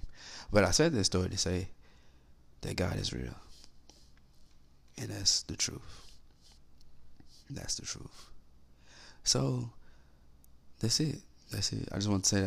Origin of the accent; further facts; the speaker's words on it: Little Rock, Arkansas, United States; I'm from Little Rock